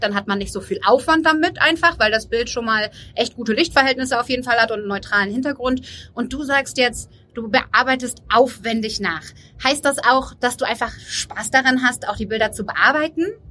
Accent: Cologne, North Rhine-Westphalia, Germany; wir sind auch kölsche Mädchen

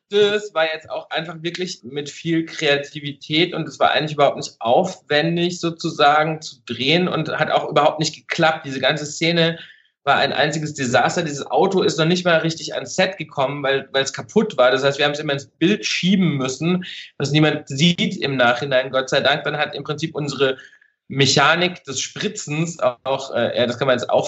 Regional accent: Baden-Württemberg, Germany; Also ich komme ursprünglich aus dem Schwarzwald und hatte immer so Schwarzwaldbilder vor Augen

